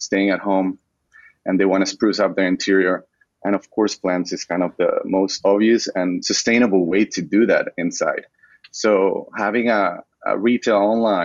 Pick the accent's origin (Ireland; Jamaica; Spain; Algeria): Spain; moved away as an adult; now in San Francisco, United States; I'm an immigrant. I come from Spain. I moved to San Francisco 10 years ago.